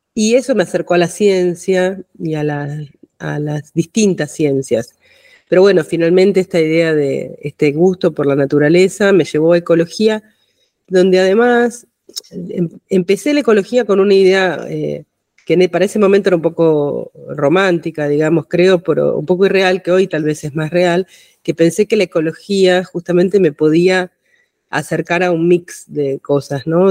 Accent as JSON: {"language": "Spanish", "town": "Buenos Aires", "country": "Argentina", "tie": "born or raised there", "said": "Nací en Buenos Aires, en Cava, hoy Cava."}